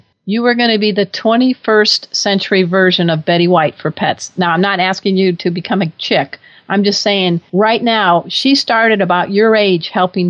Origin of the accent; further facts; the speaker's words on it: Crown Point, Indiana, United States; All right, I'm a Hoosier from Crown Point, Indiana.